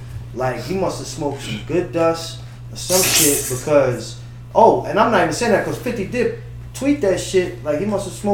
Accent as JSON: {"language": "English", "region": "New York", "country": "United States", "said": "I'm from New York."}